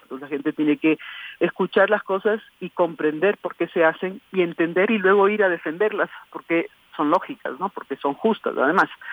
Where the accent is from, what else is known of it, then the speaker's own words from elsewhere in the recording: Ecuador; lo que nosotros como ecuatorianos vemos